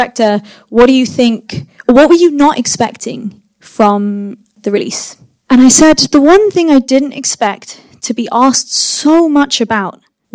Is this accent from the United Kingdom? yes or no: yes; London, United Kingdom; first language English; I am a British filmmaker. I have grown up in London. English is my first language